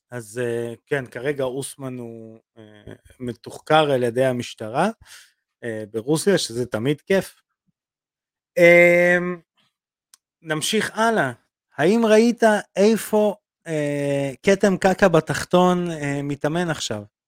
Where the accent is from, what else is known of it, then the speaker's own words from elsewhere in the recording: Belarus; now in Israel; אני רוסי. אה, בלרוסיה, אבל אותו דבר